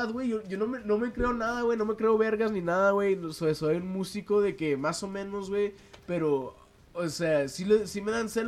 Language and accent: Spanish; United States; Spanish is a second language; Perdón, güey, soy gringo.